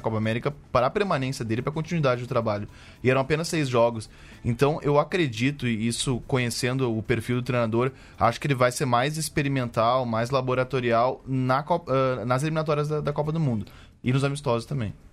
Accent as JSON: {"language": "Portuguese", "region": "Rio Grande do Sul", "country": "Brazil", "said": "eu como gaúcho"}